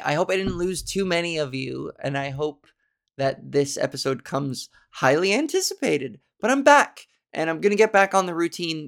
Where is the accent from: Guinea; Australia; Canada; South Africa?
Canada; accent: Canadian; I am so Canadian.